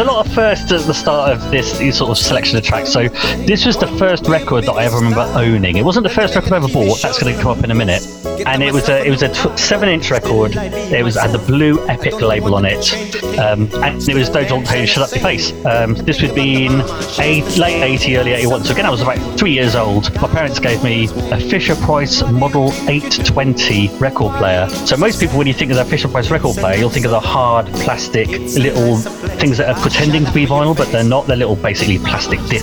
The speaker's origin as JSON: {"language": "English", "town": "Oxford", "region": "South East England", "country": "United Kingdom", "tie": "born or raised there", "said": "I lived just outside Oxford, and I was brought up in Oxford."}